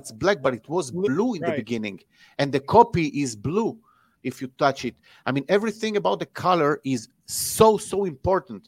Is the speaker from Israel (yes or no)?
yes; Israel; I'm from Israel